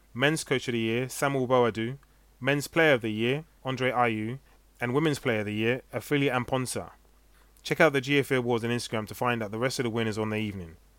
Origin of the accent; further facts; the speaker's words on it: London, United Kingdom; Being British-born from London